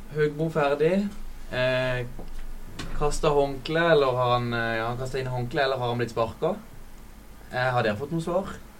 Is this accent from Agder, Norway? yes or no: yes; Kristiansand, Agder, Norway; jeg er her fra Kristiansand